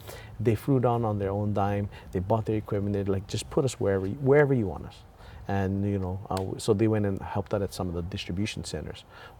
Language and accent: English; New York, United States; I'm from New York. You don't see a surfboard on the engines.